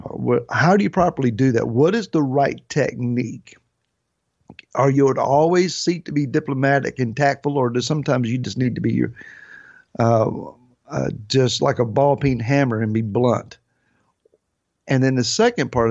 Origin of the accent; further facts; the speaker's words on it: Grassy Creek, United States; now in Gloucester, United States; I was raised in a place called Grassy Creek